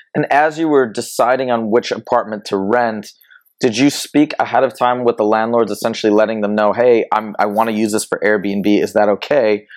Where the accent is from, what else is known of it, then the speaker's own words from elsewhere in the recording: Michigan, United States; I'm from a different part. I'm from Michigan